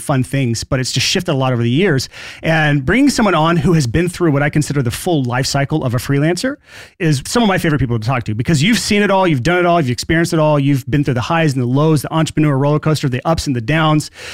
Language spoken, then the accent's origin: English; Alabama, United States; I am from Alabama